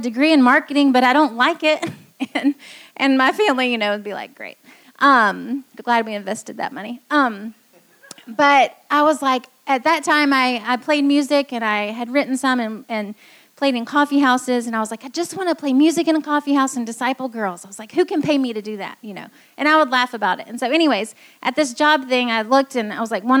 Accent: Greenville, South Carolina, United States; moved away as an adult; also born or lived in Taiwan; I grew up here in Greenville and went to Clemson

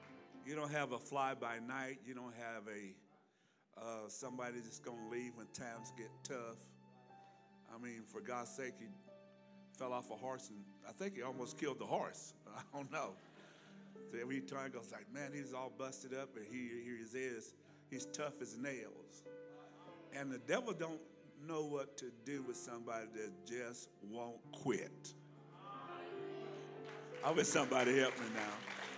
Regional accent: Alabama, United States; now in California, United States; I'm almost getting southern again. I am from Alabama, you know, me and Forrest Gump. I've been in California because I'm westernized

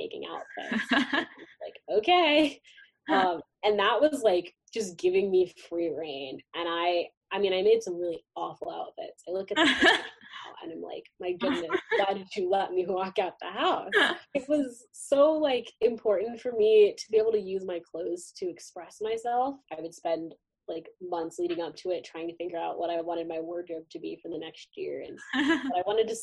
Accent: Cincinnati, Ohio, United States; moved away; also born or lived in Boston, Massachusetts; So I grew up in Cincinnati, Ohio suburbs, but I was born in Boston, so I kind of claim Massachusetts as my real home.

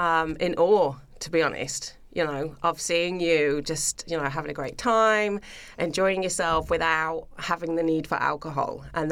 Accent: United Kingdom; now in Australia; As you mentioned before, being British, you know, again, there's not much else to do. Everybody just goes to the pub or they live for the weekend, you know, and we're kind of brought up with that mentality.

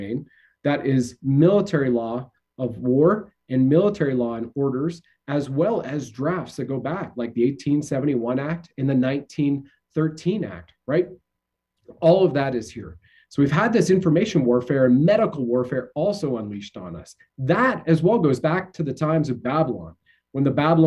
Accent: Canada; as we say in Canada

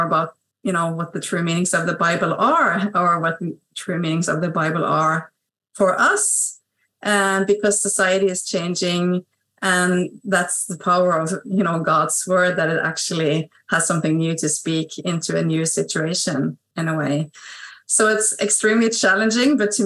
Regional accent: Norway; also born or lived in Stavanger, Norway; I'm a Salvationist from Norway. I live on the west coast of Norway

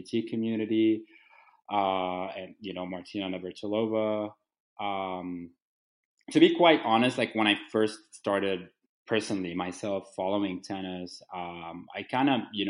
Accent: Lebanon; now in Washington, United States; I was born and raised in Lebanon

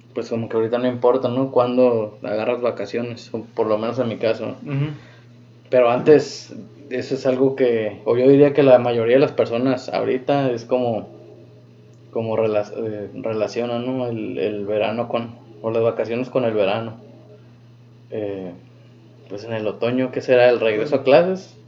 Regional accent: Mexico; nosotros como mexicanos

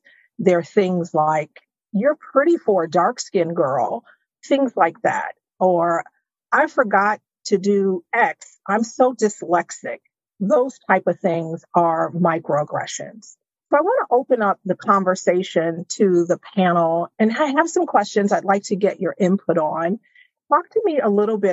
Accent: Chicago, Illinois, United States; now in Arlington, United States; I am originally from South Side of Chicago

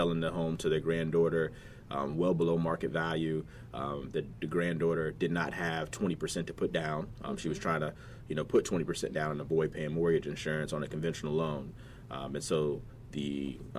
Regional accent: Virginia Beach, Virginia, United States; growing up in Virginia Beach, College Park to be exact

